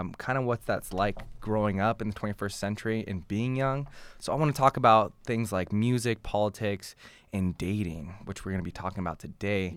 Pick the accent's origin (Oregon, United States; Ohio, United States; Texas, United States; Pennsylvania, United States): Oregon, United States; Portland; now in Massachusetts, United States; I was born and raised in Portland, Oregon